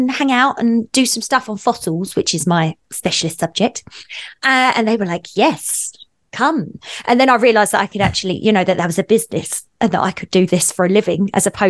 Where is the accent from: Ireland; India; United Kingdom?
United Kingdom; Essex, East of England; moved away as an adult; also born or lived in Australia / New Zealand; now in Revelstoke, Canada; I grew up in England on the edge, the cusp of where London sort of dips out into the countryside in a place called Essex